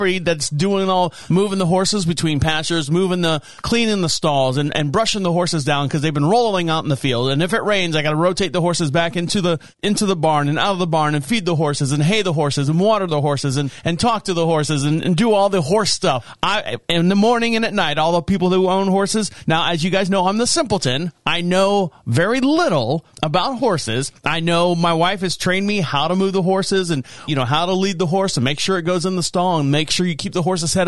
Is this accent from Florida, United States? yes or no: yes; Orlando, Florida, United States; my hometown of Orlando, Florida.